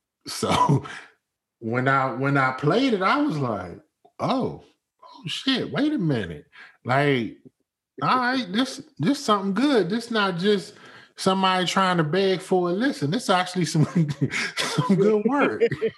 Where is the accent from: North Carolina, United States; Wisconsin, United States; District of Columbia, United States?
District of Columbia, United States; Washington; now in California, United States; So I'm in California right now, but I'm from the DC area.